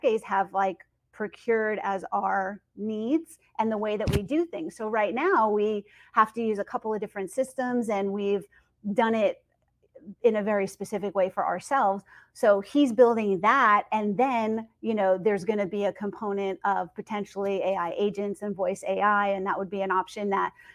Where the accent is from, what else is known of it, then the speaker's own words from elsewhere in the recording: Northeast, United States; I'm from the Northeast